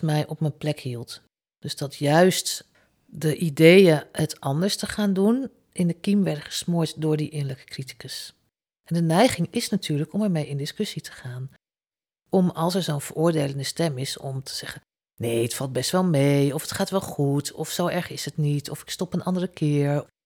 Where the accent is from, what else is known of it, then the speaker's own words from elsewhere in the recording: Zutphen, Gelderland, Netherlands; Als kind wonen wij in Zutphen naast de bibliotheek